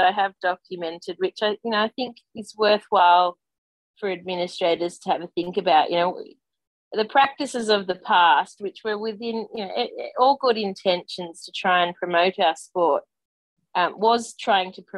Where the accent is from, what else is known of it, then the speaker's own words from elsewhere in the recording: Australia; growing up in Australia, growing up in Australian sport